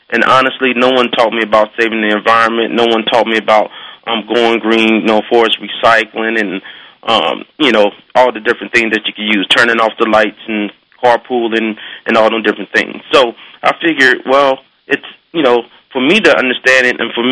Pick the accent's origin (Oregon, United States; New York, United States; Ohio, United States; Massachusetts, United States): Ohio, United States; Cincinnati; I grew up in Cincinnati, Ohio, South Fairmount, Cincinnati, Ohio